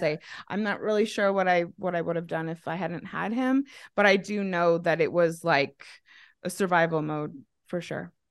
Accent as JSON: {"language": "English", "town": "Mesa", "region": "Arizona", "country": "United States", "tie": "born or raised there", "also_born_or_lived": "Manti/Spanish Fork, Utah / Australia / Idaho", "moved": "as an adult", "lives_now": "Denver, United States", "said": "I was raised in Mesa, so that would make me a Mesa Mormon."}